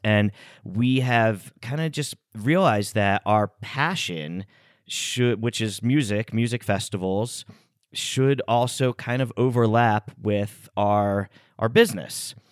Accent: United States; we grew up here in the States

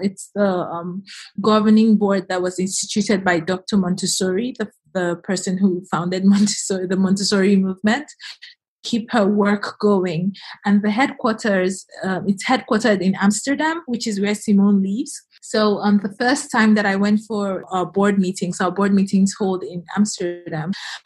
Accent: Nigeria; moved away as an adult; also born or lived in United States / United Kingdom; I was born in Nigeria and I moved to the U.S. on my 17th birthday, college there.

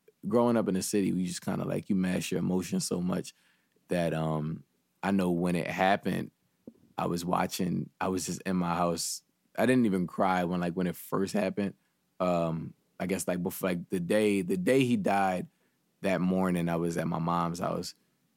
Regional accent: Philadelphia, Pennsylvania, United States; I grew up in West, but I grew up on the opposite side of Philly.

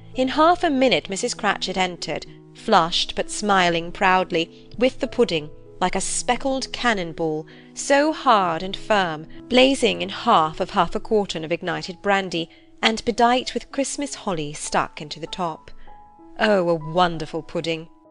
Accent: Northeast Ohio, United States; I'm from Northeast Ohio, and I'm sending you this voice message all the way from Scotland

